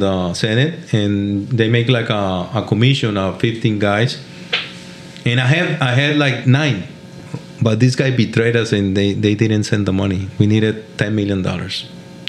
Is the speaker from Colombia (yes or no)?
yes; Cali, Valle del Cauca, Colombia; English is a second language; moved away; I'm from Cali. I talk very different from mm-hmm. that guy.